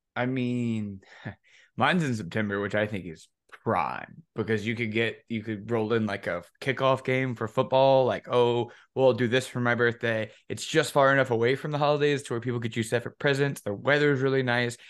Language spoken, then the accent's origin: English; Chicago, Illinois, United States; growing up in Chicago